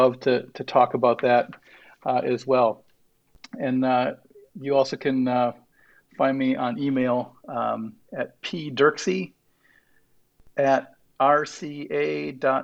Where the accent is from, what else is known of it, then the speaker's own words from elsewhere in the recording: Wisconsin, United States; I grew up in Wisconsin, so we're not fancy